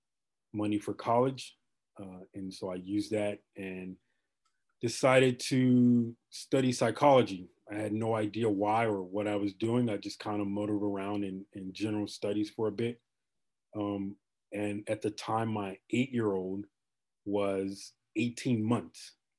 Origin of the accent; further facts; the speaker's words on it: Chicago, Illinois, United States; moved away as an adult; also born or lived in Texas; now in Ontario, Canada; I am from Chicago originally